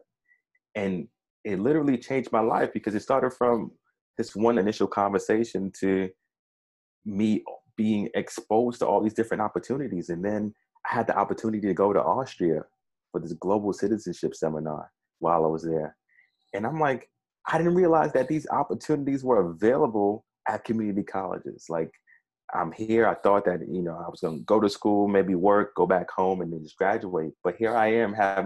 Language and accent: English; New York City, New York, United States; growing up in Brownsville in Brooklyn